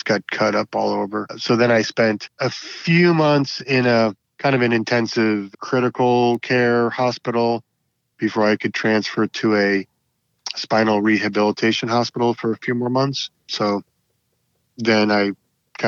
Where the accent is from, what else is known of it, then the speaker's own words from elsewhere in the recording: Paradise Valley, Arizona, United States; now in Alameda County, United States; I'm from Arizona. I'm from a suburb of Phoenix, a little town called Paradise Valley